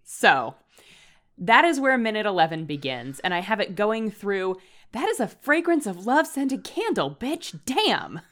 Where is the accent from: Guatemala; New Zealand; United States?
United States; Northern Virginia; growing up in Northern Virginia